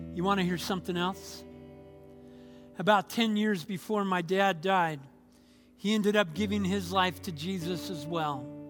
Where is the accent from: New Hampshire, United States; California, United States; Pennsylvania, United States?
California, United States; Anaheim; moved away as an adult; also born or lived in Fort Bragg, North Carolina; I was born and raised in Anaheim, California